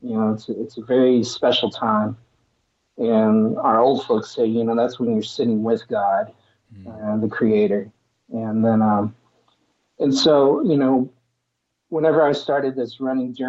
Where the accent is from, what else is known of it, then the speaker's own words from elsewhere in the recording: Stillwater, Oklahoma, United States; also born or lived in Tahlequah, Oklahoma; now in Tulsa, United States; I'm originally from the small town of Tahlequah out in Cherokee Nation, but I grew up in Stillwater, the home of Oklahoma State Cowboys